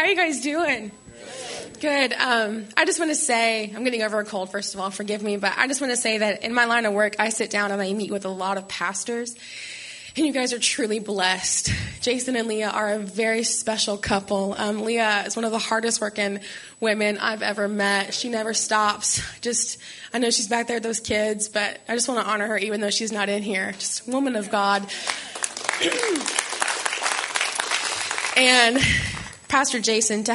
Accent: Alabama, United States; moved away as an adult; also born or lived in Florida; I grew up in Alabama

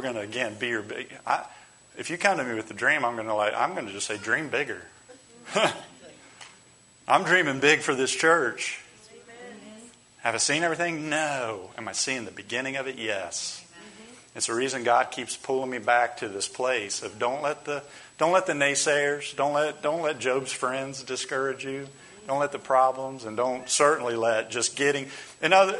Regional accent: United States; as American Christians

